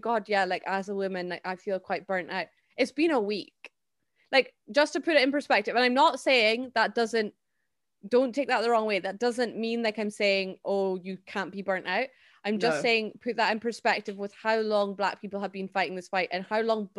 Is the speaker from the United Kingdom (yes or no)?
yes; Scotland, United Kingdom; a Scottish person